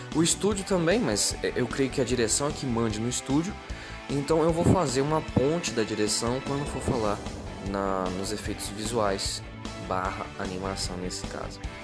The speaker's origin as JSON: {"language": "Portuguese", "country": "Brazil", "said": "como brasileiro"}